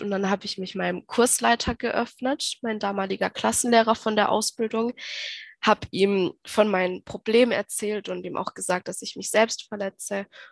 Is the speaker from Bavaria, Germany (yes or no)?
no; Baden-Württemberg, Germany; ich komme aus Baden-Württemberg